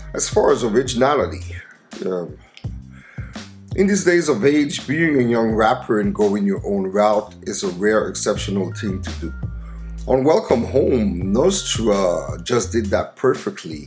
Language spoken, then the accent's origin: English; Montreal, Quebec, Canada; my hometown of Montreal, Canada